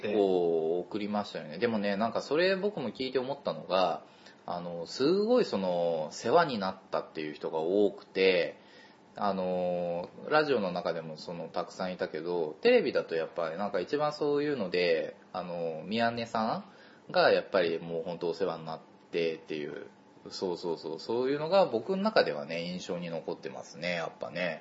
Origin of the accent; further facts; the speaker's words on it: Kansai, Japan; 僕も関西出身だけど